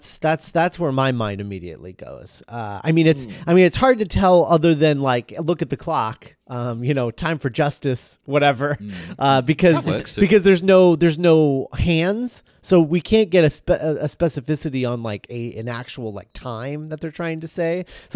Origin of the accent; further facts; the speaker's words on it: United States; But I remember growing up in the States, and there was like a blackjack's gum